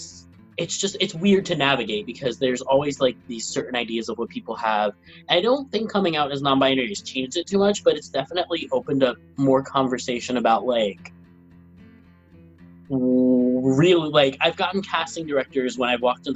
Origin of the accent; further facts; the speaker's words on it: New York City, New York, United States; also born or lived in Venezuela / Brooklyn / Manhattan; I moved to Middle Village, Queens when I was around three, I think, two or three. And then I just bounced around with Queens, Brooklyn